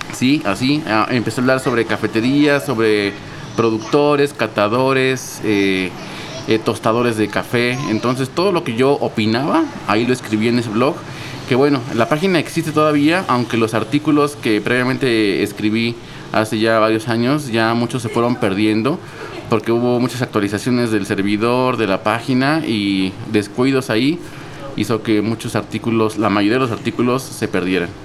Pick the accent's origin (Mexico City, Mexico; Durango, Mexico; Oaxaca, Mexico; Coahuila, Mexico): Mexico City, Mexico; Yo soy aquí de la Ciudad de México. Nací en, en Coyoacán y creo que toda la vida lo pues, sigo viviendo en Coyoacán.